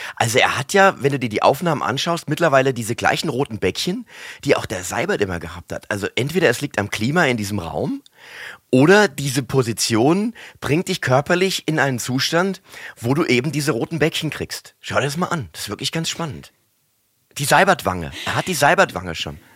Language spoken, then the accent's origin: German; Mainz, Rhineland-Palatinate, Germany; accent: Mainzer Dialekt; wir ein Haushalt sind, wo der Mainzer Dialekt gepflegt worden ist. Und natürlich bin ich hier auch äh, sozialisiert worden